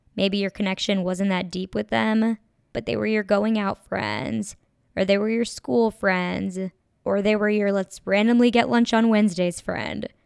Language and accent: English; Minnesota, United States; moved away as an adult; also born or lived in Los Angeles; now in Chicago, United States; I'm from Minnesota, and I now live in Chicago